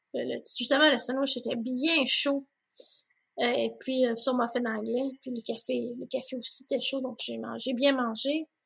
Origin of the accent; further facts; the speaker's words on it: 450 North, Quebec, Canada; moved away as an adult; also born or lived in Longueuil / Brossard; now in Waterloo, Canada; pour moi qui venait du 450 Nord, donc Laval, de Montagne, Ocas, Saint-Eustache, c'est tout ce que je connaissais